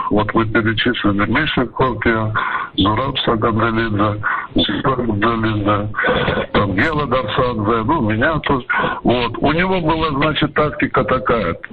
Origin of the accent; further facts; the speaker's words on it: Kutaisi, Imereti, Georgia; also born or lived in Maykop, Russia; Вообще в статистике у меня везде написано, что я родился в Кутаисе. На самом деле я родился в России, в город Майкоп есть такой